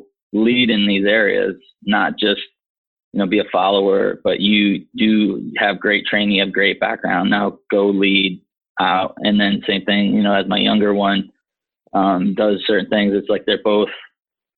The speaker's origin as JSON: {"language": "English", "region": "Michigan", "country": "United States", "tie": "born or raised there", "moved": "yes", "said": "we were growing up in Michigan"}